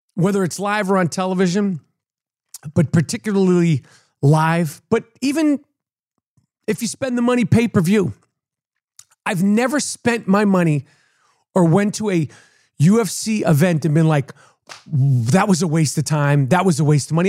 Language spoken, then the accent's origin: English; New York, United States; I'm a New Yorker